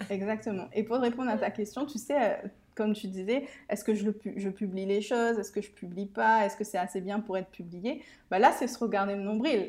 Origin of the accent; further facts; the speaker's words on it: Réunion; also born or lived in Mauritius; j'habite, euh, et je suis originaire de l'île de la Réunion